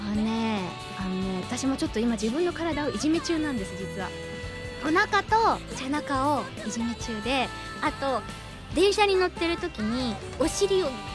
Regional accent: Niigata, Japan; now in Tokyo, Japan; 私の新潟の地元は人が少なくて車が多い

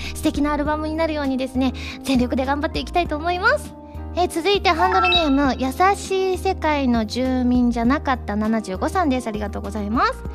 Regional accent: Osaka, Japan; 東京と地元の大阪2か所

